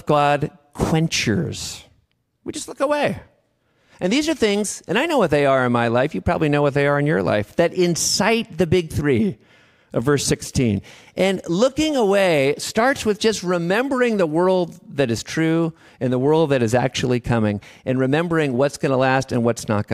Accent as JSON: {"language": "English", "town": "Davis", "region": "California", "country": "United States", "said": "I'm from Davis"}